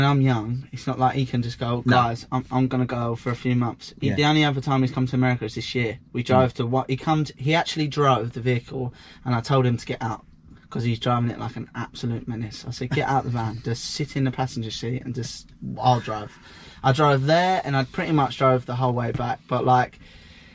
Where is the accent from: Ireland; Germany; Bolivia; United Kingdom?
United Kingdom; England; moved away as an adult; now in United States; I'm not American. Yeah, I'm English.